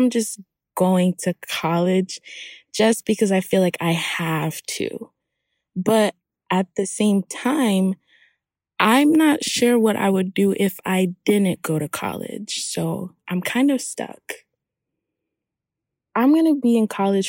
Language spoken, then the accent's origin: English; Hollywood, Florida, United States; also born or lived in Haiti; I'm from Haiti, and I grew up in Hollywood, Florida